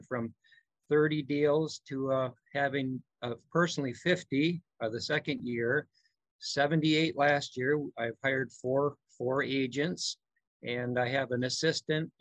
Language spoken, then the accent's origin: English; Milwaukee, Wisconsin, United States; I am from Milwaukee, Wisconsin